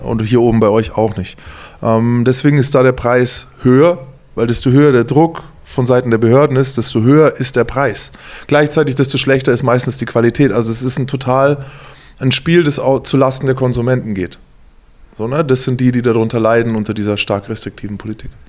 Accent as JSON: {"language": "German", "region": "Bavaria", "country": "Germany", "moved": "yes", "lives_now": "Mainz, Germany", "said": "ich komme aus Bayern"}